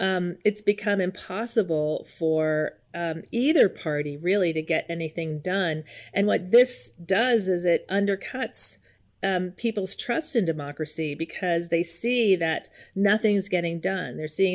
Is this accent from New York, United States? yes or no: yes; Yonkers, New York, United States; now in California, United States; I grew up in just outside of New York City in Yonkers, New York. But I've lived in California the last 25 years